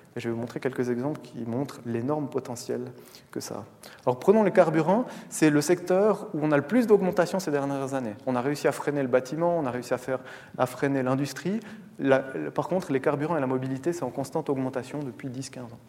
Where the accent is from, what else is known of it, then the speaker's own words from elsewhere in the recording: Valais, Switzerland; je viens du Valais